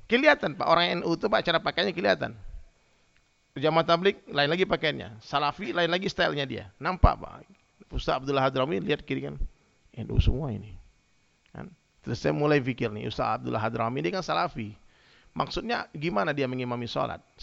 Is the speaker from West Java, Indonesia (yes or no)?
no; West Sumatra, Indonesia; Saya orang Minang, orang Padang itu rata-rata Muhammadiyah semua, Bang. Dari kecil kita begitu.